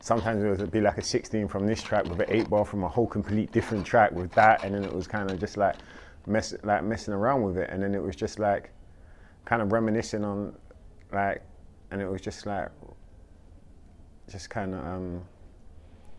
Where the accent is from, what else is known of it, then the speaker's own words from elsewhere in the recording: London, United Kingdom; I'm from South London, Clapham Junction, Battersea